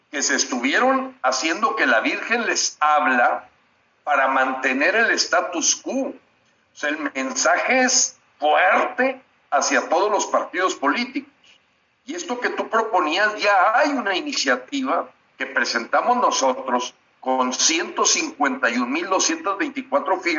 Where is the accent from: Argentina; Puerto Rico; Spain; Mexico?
Mexico; tres miembros del Consejo Rector Nacional de Frena, que somos 73 mexicanos.